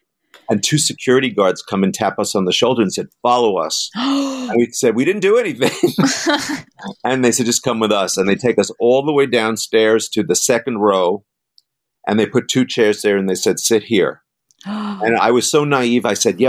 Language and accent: English; New York City, New York, United States; we're from Queens.